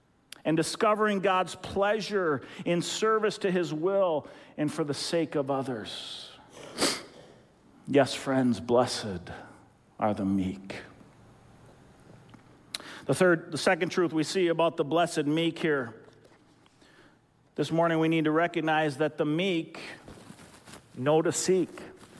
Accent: Philippines; When I was a young kid growing up in the Philippines, my family served as missionaries in the Philippines

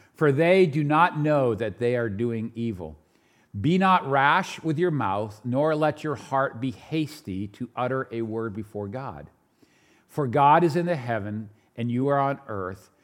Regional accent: New Hampshire, United States; also born or lived in New York; I am from New Hampshire, but I was born in New York

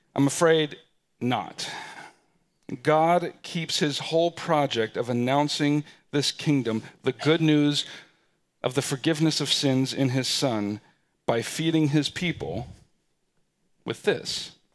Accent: United States; we're American citizens, and we live in what is perhaps one of, if not the most powerful nations in the world

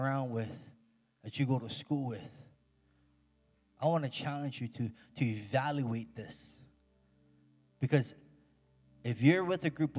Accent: Hawaii, United States; I grew up in Hawaii

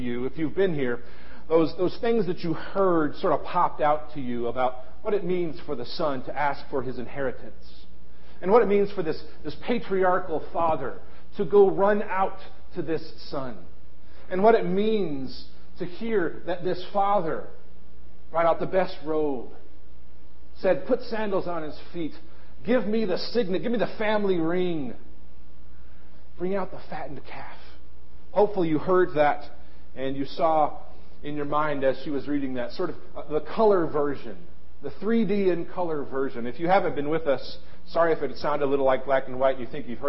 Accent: Ohio, United States; born or raised there; moved away

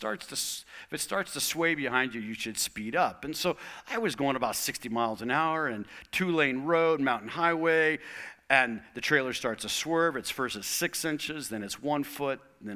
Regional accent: Tucson, Arizona, United States; moved away as an adult; also born or lived in Portland, Oregon; where I had grown up, my hometown, Tucson, Arizona

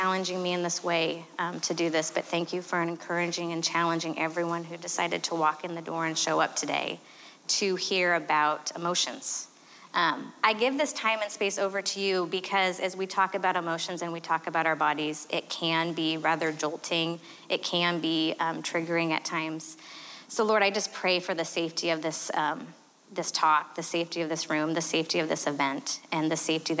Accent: Arizona, United States; I am from Arizona

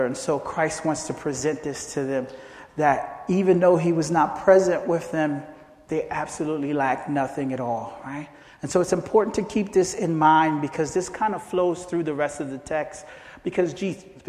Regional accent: Philadelphia, Pennsylvania, United States; also born or lived in Haiti; I basically grew up in Philadelphia, and that's been my hometown ever since

